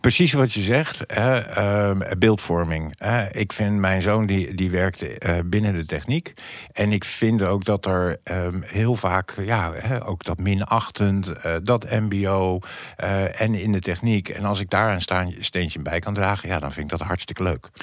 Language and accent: Dutch; The Hague, South Holland, Netherlands; ik ben Hagenees